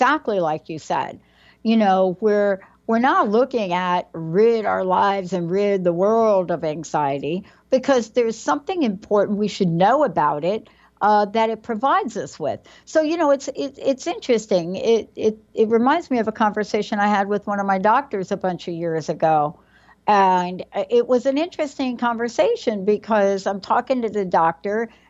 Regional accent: New York, United States; I'm from New York.

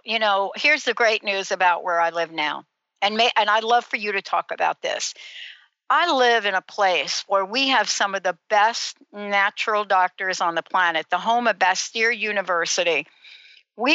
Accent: United States; moved away; also born or lived in New Jersey; I am a gal from New York City and New Jersey

